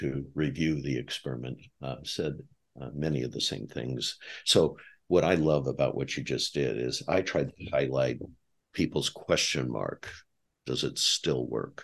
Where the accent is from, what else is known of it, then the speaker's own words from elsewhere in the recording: United States; as an American